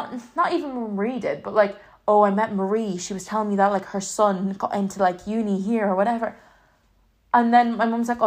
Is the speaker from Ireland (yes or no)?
yes; Ireland; I'm from Ireland